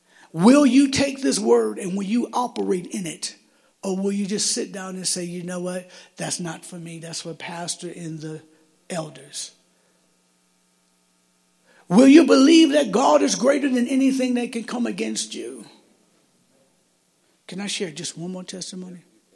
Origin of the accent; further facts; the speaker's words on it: Michigan, United States; Here I am, I'm from Michigan, I'm in Arizona, I have no family at all.